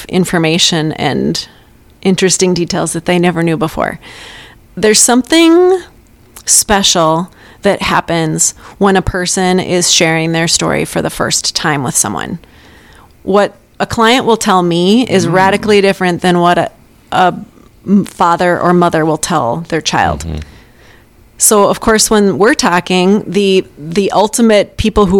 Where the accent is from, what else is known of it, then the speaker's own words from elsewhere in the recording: Catherine, North Dakota, United States; I grew up in rural North Dakota on a farm